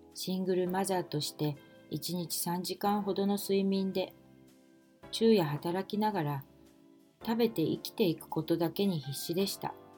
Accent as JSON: {"language": "Japanese", "region": "Kanto", "country": "Japan", "tie": "born or raised there", "also_born_or_lived": "Osaka", "said": "私は大阪で生まれましたが、父親の転勤で2歳の時に関東へ越してきたので、大阪弁ではないです。"}